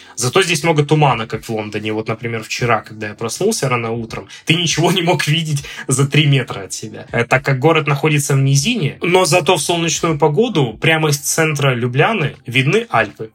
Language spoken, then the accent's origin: Russian; Omsk, Omsk Oblast, Russia; moved away as an adult; also born or lived in Moscow, Russia; now in Ljubljana, Slovenia; Я родился в Омске, в Западной Сибири.